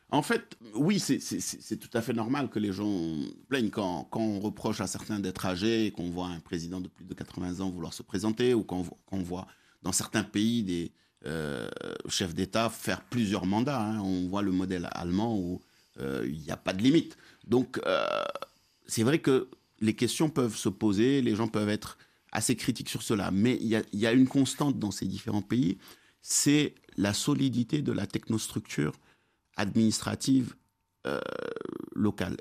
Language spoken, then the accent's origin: French; Dakar, Senegal; now in Morocco; quand on, va chez moi à Dakar